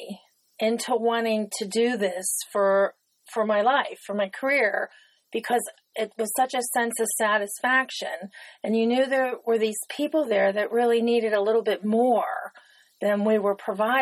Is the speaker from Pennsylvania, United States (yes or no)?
yes; Etna, Pennsylvania, United States; I grew up in Etna. I was born, raised there, so I've been there my whole life.